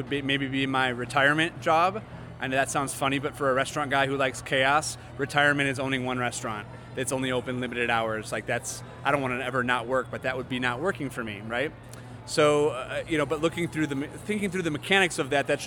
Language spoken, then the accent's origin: English; Des Plaines, Illinois, United States; moved away as an adult; now in Denver, United States; Grew up in Des Plaines, right by O'Hare Airport